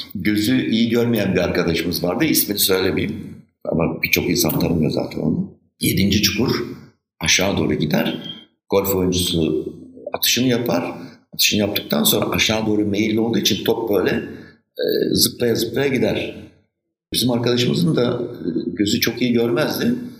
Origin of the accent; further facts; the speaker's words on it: Istanbul, Turkey; Maslak kim özlemez? Benim bütün çocukluğum orada geçti.